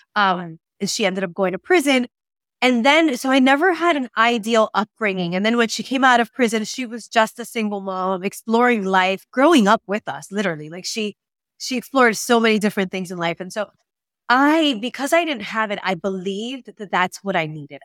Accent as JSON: {"language": "English", "country": "Puerto Rico", "said": "we are American in Puerto Rico"}